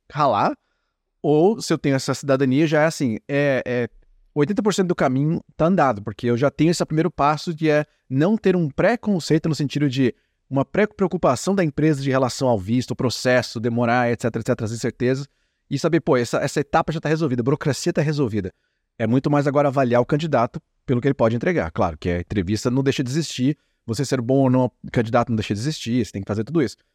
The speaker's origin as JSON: {"language": "Portuguese", "country": "Brazil", "moved": "yes", "said": "passando quase uma década, ou mais de uma década aqui como brasileiro, né, no exterior"}